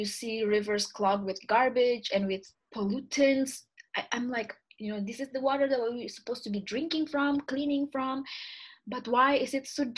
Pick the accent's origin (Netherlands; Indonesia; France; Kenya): Indonesia; English is a second language; also born or lived in Vancouver, Canada; now in Montreal, Canada; I was born and raised in Indonesia